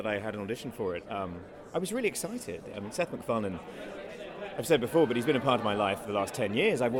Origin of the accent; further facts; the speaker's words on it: London, United Kingdom; me being a Brit over in London